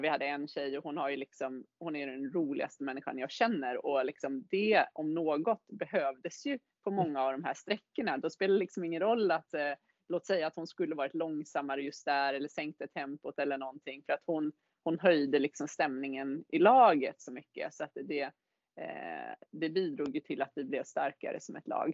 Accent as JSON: {"language": "Swedish", "town": "Täby", "region": "Stockholm County", "country": "Sweden", "also_born_or_lived": "Gothenburg / Varberg", "moved": "as an adult", "lives_now": "Åre, Sweden", "said": "Jag kommer ju från Täby från början"}